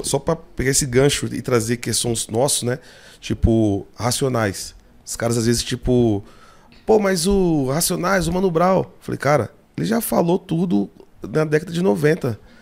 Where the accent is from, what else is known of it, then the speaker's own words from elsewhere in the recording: São Paulo, Brazil; Eu sou do Capão, né? Minha, minha vivência é Catarina, Vila Santa Catarina